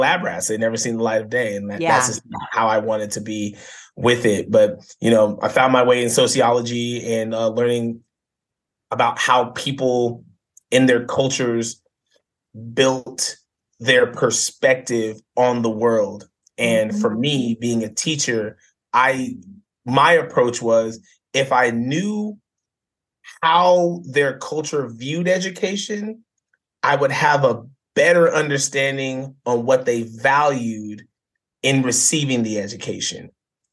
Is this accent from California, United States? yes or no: yes; Banning, California, United States; I grew up in a small town called Banning, California, back in 1986, born and raised there